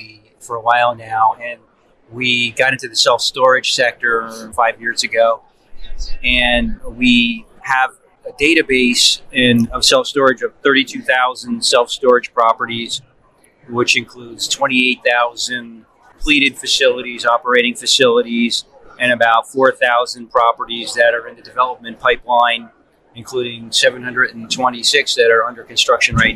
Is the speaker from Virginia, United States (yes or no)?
no; New Jersey, United States; I'm from New Jersey